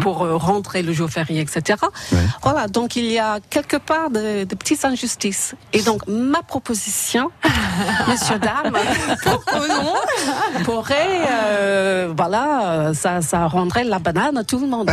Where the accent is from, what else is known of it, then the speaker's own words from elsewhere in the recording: Ireland; now in France; chez moi, en Irlande